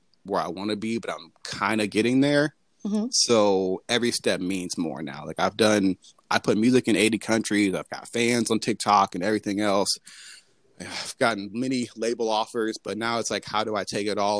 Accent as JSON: {"language": "English", "town": "Atlanta", "region": "Georgia", "country": "United States", "tie": "born or raised there", "said": "I grew up in Atlanta"}